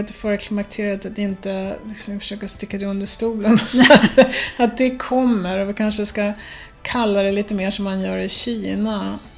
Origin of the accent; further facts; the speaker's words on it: Sweden; jag kan ju säga eh, att vi, för jag är ju svensk själv, så därför kan jag ju säga det